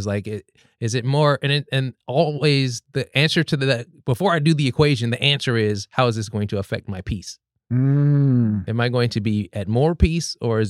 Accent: Los Angeles, California, United States; now in Portland, United States; I'm from Los Angeles originally, and I took a risk coming up here

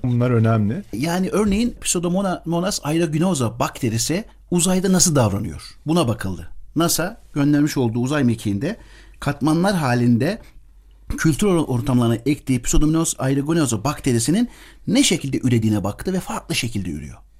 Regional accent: Kayseri Province, Turkey; moved away as an adult; also born or lived in United States; now in Ankara, Turkey; 1971 Kayseri doğumluyum. Babam öğretmen. Kısaca bundan bahsetmek istiyorum. Cumhuriyetin verdiği imkanlarla ilkokula köyde başlayarak daha sonra Kayseri, sonra Ankara

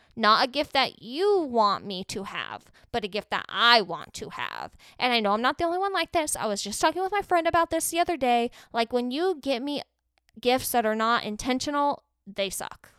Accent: Arizona, United States; I'm from Arizona

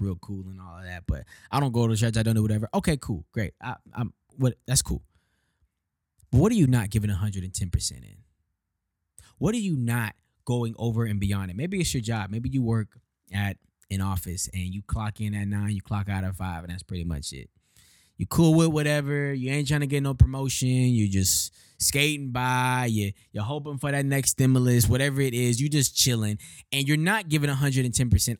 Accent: Houston, Texas, United States; moved away as an adult; now in Detroit, United States; Born and raised in Houston, Texas, twenty-seven years old

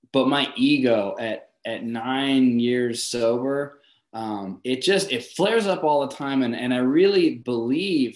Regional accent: Torrance, California, United States; also born or lived in Los Angeles; I was born in Torrance

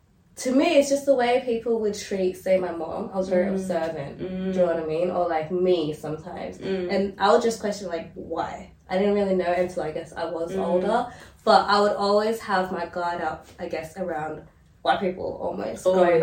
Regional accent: Australia; growing up in Australia episodes and like just being a black person in this country and in this generation

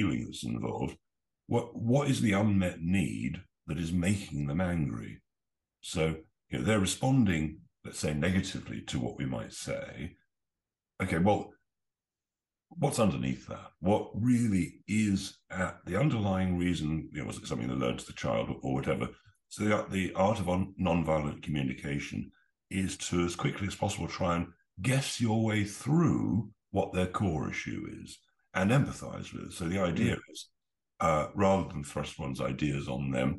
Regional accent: England, United Kingdom; as an Englishman

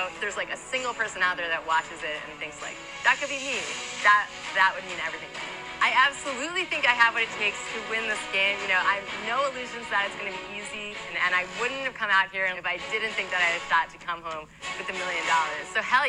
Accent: New York, United States; born or raised there

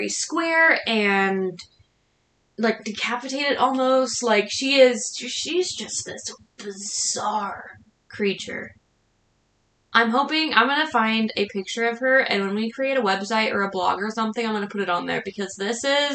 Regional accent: Washington, United States; we are from Washington State.

